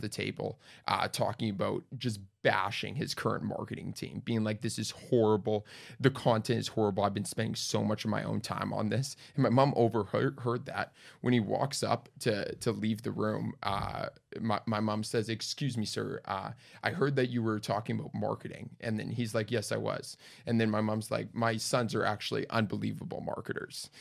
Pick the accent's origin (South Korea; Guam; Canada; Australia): Canada; Winnipeg, Manitoba; moved away; Born and raised in Winnipeg. Twenty years there.